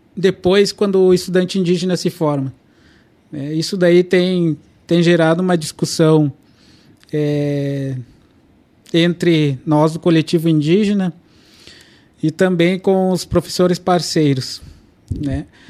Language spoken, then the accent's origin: Portuguese; Brazil; first language Kaingang; Portuguese is a second language; moved away; eu nasci na aldeia indígena Petcur, né, que é que é uma aldeia indígena Caigang